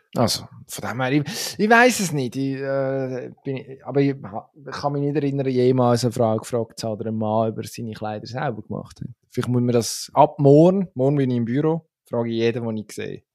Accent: Switzerland; als Schweizer

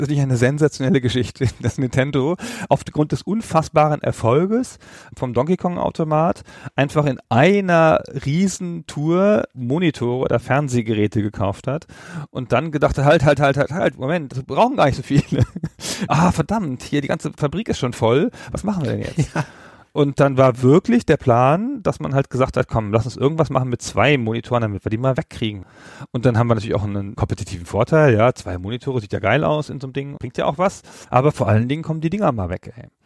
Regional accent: Holzminden, Lower Saxony, Germany; in meiner Heimatstadt in Holzminden

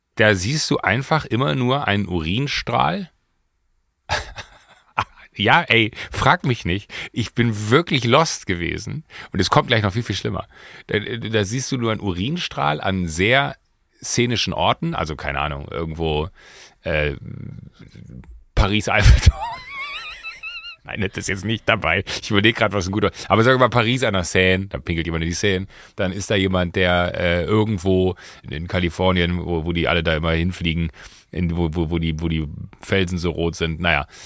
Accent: Waldniel, North Rhine-Westphalia, Germany; moved away; Wenn du in Waldnil, da wo ich groß geworden bin

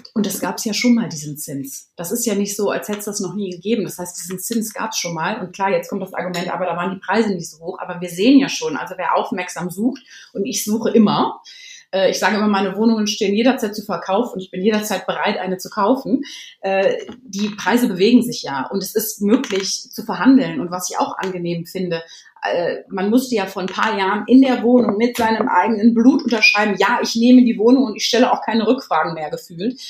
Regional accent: Cologne, North Rhine-Westphalia, Germany; moved away as an adult; also born or lived in Florida / London; now in Berlin, Germany; ich bin ursprünglich Kölnerin

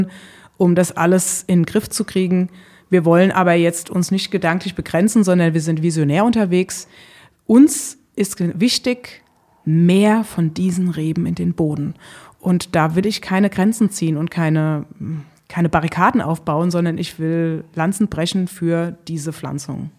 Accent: Rheinhessen, Rhineland-Palatinate, Germany; meine Heimat und mein Wirken ist in Rheinhessen, also in den Hügeln

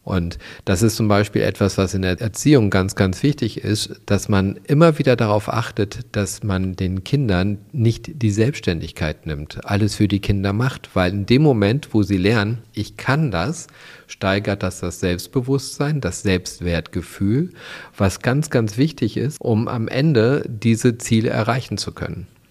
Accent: Germany; bei uns in Deutschland

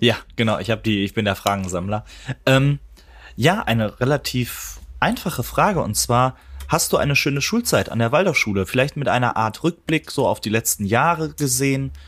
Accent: Ruhr area, North Rhine-Westphalia, Germany; als Ruhrpottler

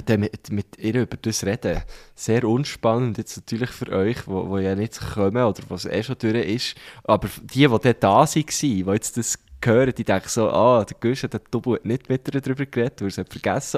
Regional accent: Thun, Bern, Switzerland; Wir, wir sind eigentlich quasi zusammen aufgewachsen in Thun

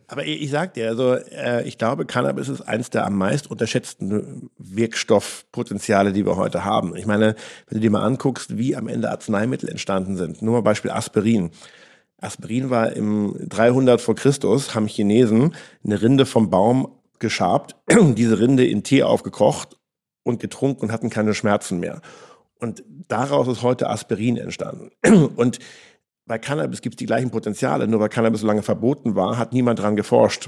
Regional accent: Flensburg, Schleswig-Holstein, Germany; moved away as an adult; also born or lived in Sydney, Australia; now in Berlin, Germany; Flensburg ist für mich wirklich Heimat. Ich bin an der Küste groß geworden.

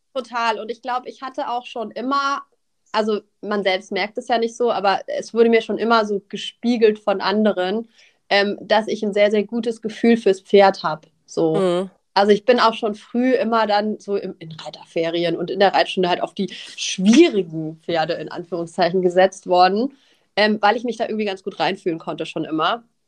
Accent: Nuremberg, Bavaria, Germany; moved away as an adult; now in Northern Germany, Germany; ich komme aus Süddeutschland, ich komme aus Nürnberg ursprünglich

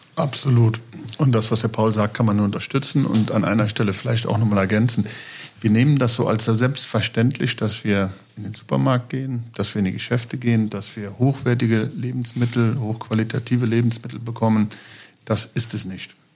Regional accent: Niederweiler, Rhineland-Palatinate, Germany; also born or lived in Trier; ich bin tatsächlich auf einem Bauernhof aufgewachsen, geboren in Trier

